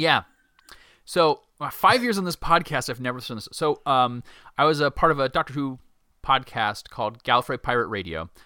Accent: United States; as an American

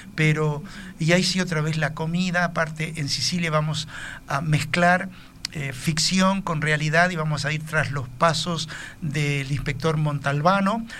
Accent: Uruguay; nosotros los uruguayos

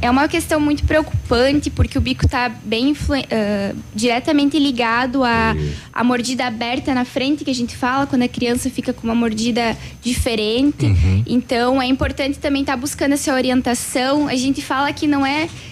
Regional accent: Tenente Portela, Rio Grande do Sul, Brazil; now in Pato Branco, Brazil; Eu venho de, sou natural de Tenente Portela, Rio Grande do Sul, hum. bem longe

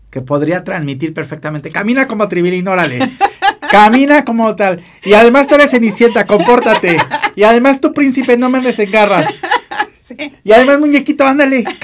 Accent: Mexico City, Mexico; born there; Yo nací aquí, acá en el Ciudad de México también, nada más que siempre digo que soy de Acapulco.

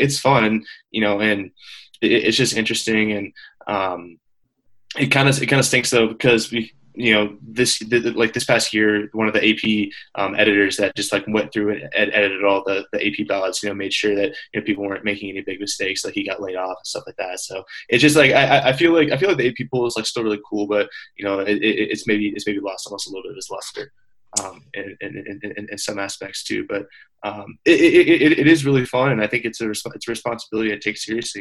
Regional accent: Iowa, United States; moved away as an adult; now in Montana, United States

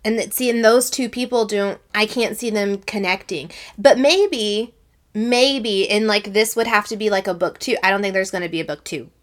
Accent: Texas, United States; Sarah and I are from the South. We're from Texas

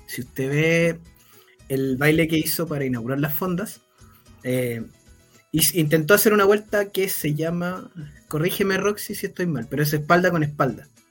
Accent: Chile

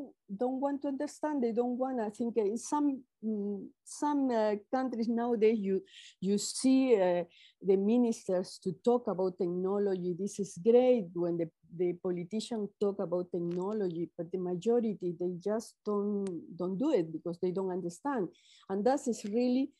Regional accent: Peru; I'm Latin American, I'm Peruvian

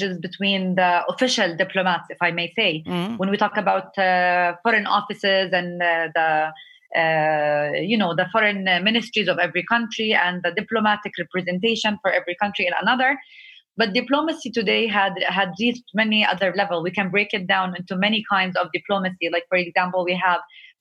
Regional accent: Jericho, West Bank, Palestine; moved away as an adult; I grew up in Palestine. I grew up in the oldest city of the world, Jericho.

